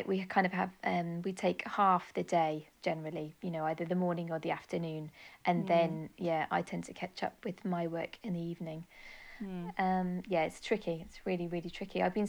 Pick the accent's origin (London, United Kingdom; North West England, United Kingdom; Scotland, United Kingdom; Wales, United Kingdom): Wales, United Kingdom; moved away; my childhood growing up in Wales